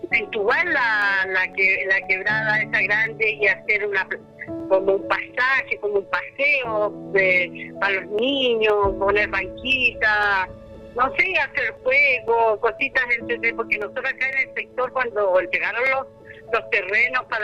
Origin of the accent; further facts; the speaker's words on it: Canela, Coquimbo, Chile; Vivo acá en este mismo lugar, soy nacida y criada aquí en Canela. He, hecho mi vida toda aquí en este pueblo